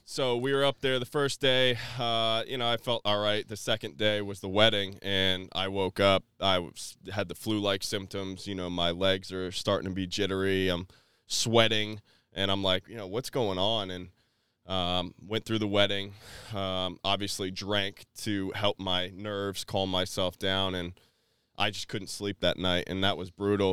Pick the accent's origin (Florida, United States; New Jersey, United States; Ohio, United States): Florida, United States; New Port Richey; I was raised in Newport Richey, Florida